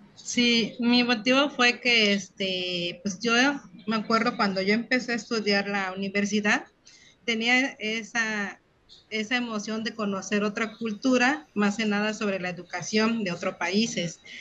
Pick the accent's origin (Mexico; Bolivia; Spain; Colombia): Mexico; Acapulco, Guerrero; Yo soy de Acapulco Guerrero